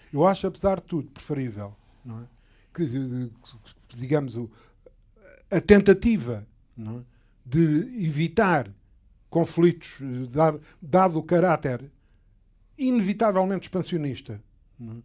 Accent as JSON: {"language": "Portuguese", "country": "Portugal", "said": "eu como sou português"}